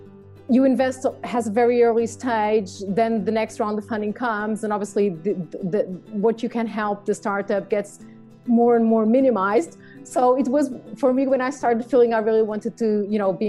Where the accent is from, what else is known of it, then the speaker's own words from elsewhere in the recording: Lisbon, Portugal; moved away as an adult; also born or lived in London / Madrid; I'm Portuguese, born and raised in Lisbon.